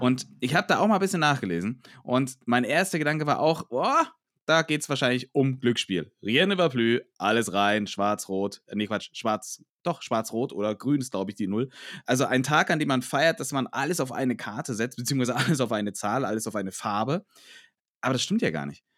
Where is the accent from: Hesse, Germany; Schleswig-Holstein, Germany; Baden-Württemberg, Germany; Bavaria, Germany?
Bavaria, Germany; Franconia; bei uns in Franken